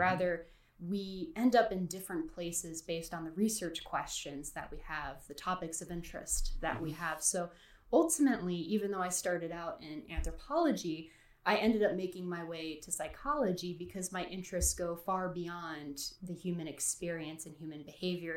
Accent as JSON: {"language": "English", "region": "North Carolina", "country": "United States", "tie": "born or raised there", "also_born_or_lived": "New Jersey", "said": "raised right. in North Carolina"}